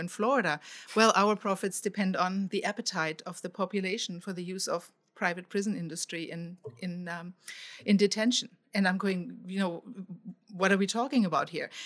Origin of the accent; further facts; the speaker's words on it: Germany; now in United States; I grew up in Germany